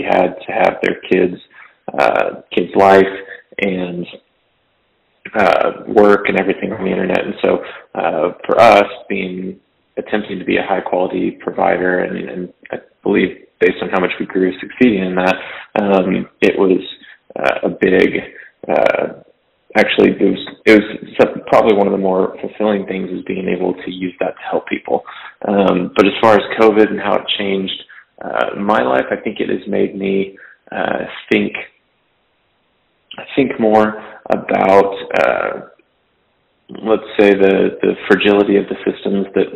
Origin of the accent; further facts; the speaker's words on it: Fresno, California, United States; I was from Fresno, California. So farm town, about 400,000 people.